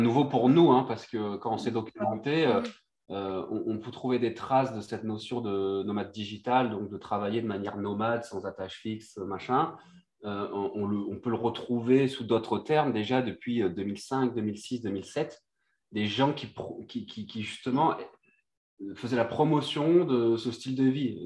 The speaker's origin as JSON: {"language": "French", "country": "Réunion", "also_born_or_lived": "Brittany", "moved": "as an adult", "said": "je suis originaire de Réunion et de la Bretagne en même temps"}